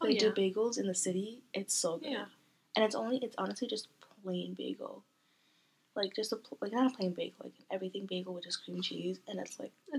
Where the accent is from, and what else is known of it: New York, United States; born or raised there